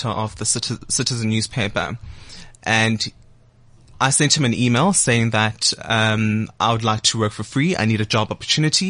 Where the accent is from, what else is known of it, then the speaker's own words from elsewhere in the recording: Soweto, Gauteng, South Africa; born in Dobsonville, raised by a mother who worked in retail and a father who worked at Telkom